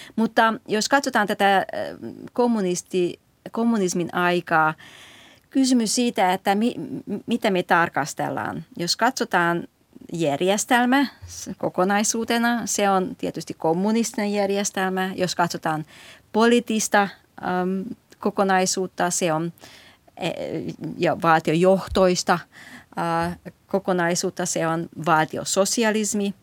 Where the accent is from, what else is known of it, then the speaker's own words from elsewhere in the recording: Hungary; now in Finland; minä olen kasvanut Unkarissa